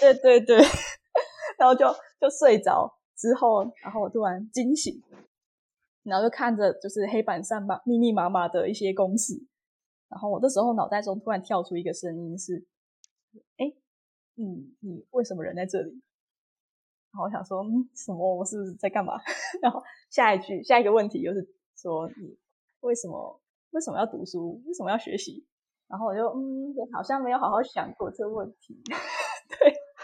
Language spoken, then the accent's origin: Chinese; Kaohsiung, Taiwan; 我是高雄人，然后我去台南念书嗯，所以每天其实要花大概三个小时通勤